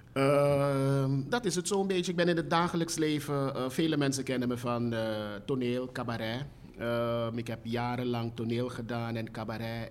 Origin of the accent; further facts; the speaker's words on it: Suriname; also born or lived in Netherlands; ik kwam pas terug uit Nederland. Ehm, ik was een jaar of zeven, acht